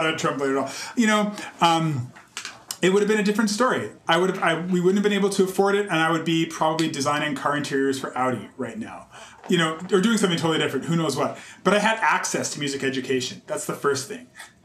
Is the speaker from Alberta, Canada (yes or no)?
yes; Calgary, Alberta, Canada; also born or lived in Nova Scotia; now in Toronto, Canada; I had a really great experience growing up in Calgary